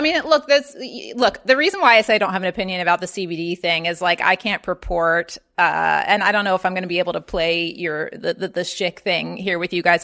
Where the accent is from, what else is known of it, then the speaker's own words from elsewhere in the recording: Baltimore, Maryland, United States; moved away; also born or lived in Atlanta; I grew up in Baltimore, Maryland